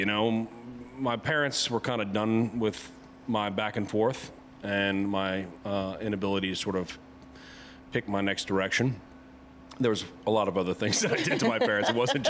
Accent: New Orleans, Louisiana, United States; moved away as an adult; also born or lived in Colorado; now in Washington, D.C., United States; growing up in New Orleans, you know, food is, you know, like anything, you sort of take for granted where you're from and your surroundings, and especially at a young age.

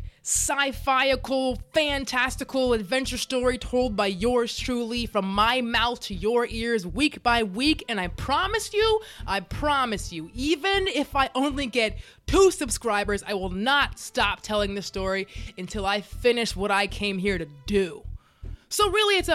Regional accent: Dallas, Texas, United States; now in Los Angeles, United States; I was born and raised in Dallas, Texas, but I live in LA now

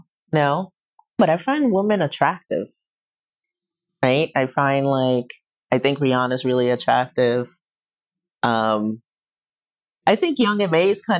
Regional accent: New York City, New York, United States; I'm from Brooklyn, so I kind of like that swag and vibe.

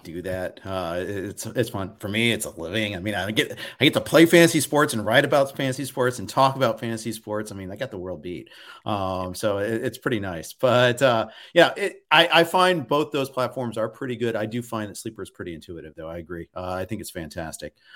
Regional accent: Big Ten country, Midwest, United States; I grew up in Big Ten country, I'm a Big Ten guy myself

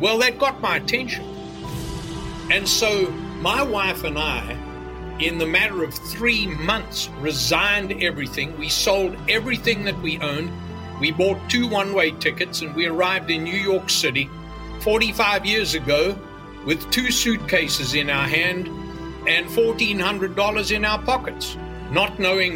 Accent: KwaZulu-Natal, South Africa; moved away; I was privileged to be born and raised in Africa, actually. I was born in KwaZulu-Natal on the east coast of southern Africa

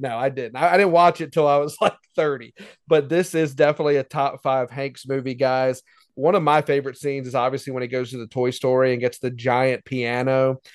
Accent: Easley, South Carolina, United States; growing up in Easley, South Carolina

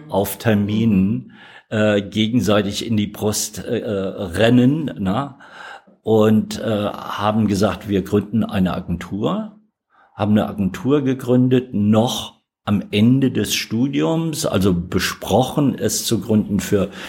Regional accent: Alsfeld, Hesse, Germany; born there; Geboren in Alsfeld in Hessen.

